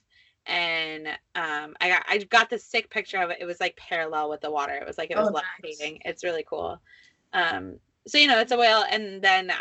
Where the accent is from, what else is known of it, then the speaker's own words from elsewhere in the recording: Texas, United States; moved away as an adult; also born or lived in Dallas, Texas; now in Gloucester, United States; growing up in Texas